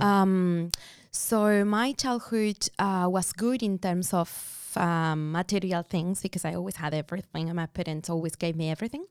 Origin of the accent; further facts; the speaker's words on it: Buenos Aires, Argentina; moved away as an adult; now in Australia; I was born in Buenos Aires, Argentina.